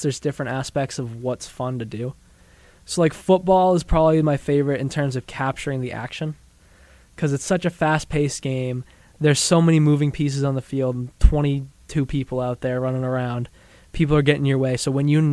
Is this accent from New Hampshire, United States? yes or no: yes; New Hampshire, United States; moved away; growing up in New Hampshire, there's a bunch of ski mountains and stuff